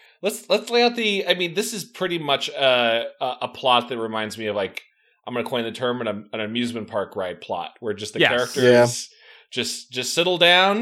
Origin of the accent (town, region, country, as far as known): South Bend, Indiana, United States